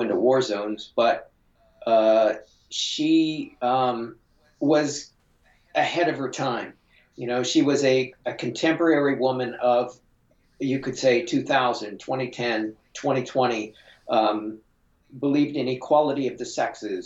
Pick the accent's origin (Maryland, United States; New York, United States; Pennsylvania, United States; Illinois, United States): Pennsylvania, United States; California; I grew up in California, Pennsylvania